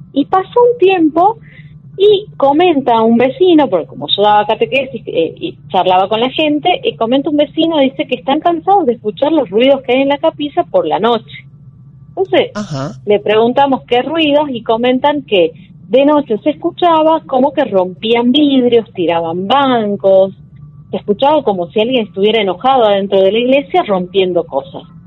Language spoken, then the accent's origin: Spanish; Mina El Aguilar, Jujuy, Argentina; now in San Salvador de Jujuy, Argentina; vivo en San Salvador de Jujuy, soy de acá. Eh, me crié en otro lugar que se llama Mina el Aguilar